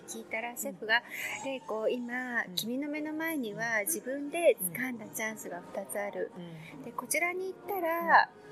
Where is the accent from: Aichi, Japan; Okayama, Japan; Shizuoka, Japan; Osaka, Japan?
Aichi, Japan; Gamagori; also born or lived in Tokyo; その生まれ育った海の見える蒲郡